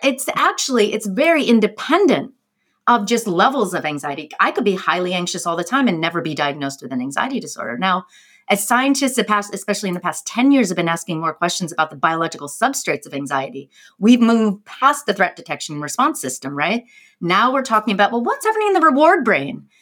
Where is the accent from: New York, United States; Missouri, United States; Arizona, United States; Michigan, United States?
New York, United States; as a New Yorker